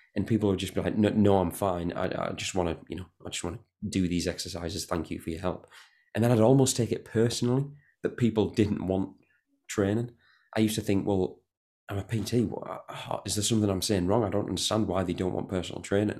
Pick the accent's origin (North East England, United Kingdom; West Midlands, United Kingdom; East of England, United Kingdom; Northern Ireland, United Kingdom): North East England, United Kingdom; Newton Aycliffe; I'm from Newton Aircliff